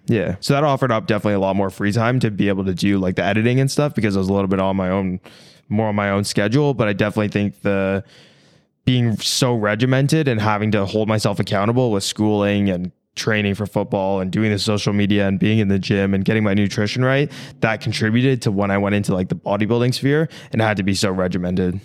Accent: small town outside of Toronto, Ontario, Canada; now in United States; I was born in Toronto, but I grew up in this small town outside of Toronto

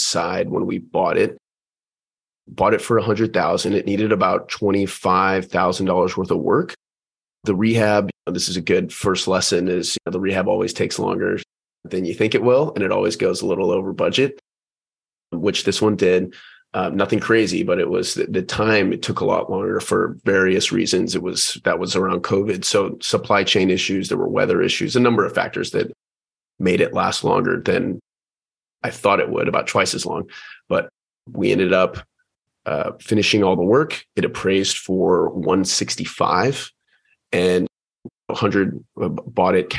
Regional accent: Houston, Texas, United States; moved away as an adult; also born or lived in Pensacola, Florida; now in San Diego, United States; Born and raised in Houston, Texas

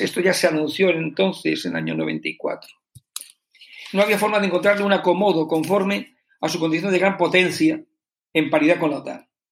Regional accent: Spain; como ciudadano español

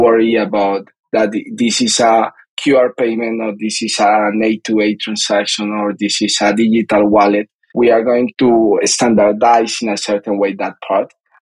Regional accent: Bogotá, Colombia; I'm a Colombian guy. I grew up in Bogota, in the capital city of Colombia

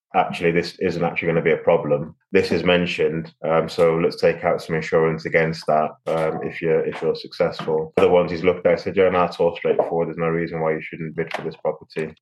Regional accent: Liverpool, North West England, United Kingdom; moved away as an adult; also born or lived in London; now in Abu Dhabi, United Arab Emirates; I'm from Liverpool, so I know most of Liverpool pretty well. It's been a while since I've lived there, but I've got friends that I grew up with and uh, went to school

